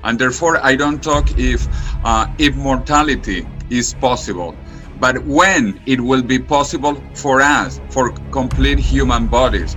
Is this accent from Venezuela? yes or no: yes; Venezuela; moved away as an adult; also born or lived in Spain / United States / California; now in Madrid, Spain; I grew up in Venezuela.